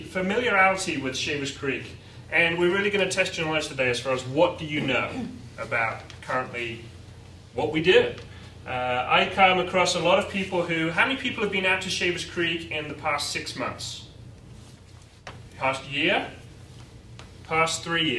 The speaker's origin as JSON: {"language": "English", "region": "England", "country": "United Kingdom", "moved": "as an adult", "lives_now": "United States", "said": "I'm English"}